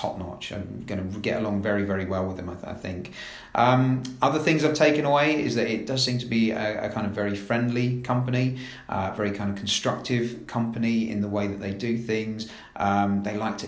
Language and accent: English; London, United Kingdom; moved away as an adult; also born or lived in Staffordshire / East Anglia / Essex; now in Scotland, United Kingdom; As you can probably tell from my accent, I'm not from Scotland, I'm from London, but I've bounced around the UK.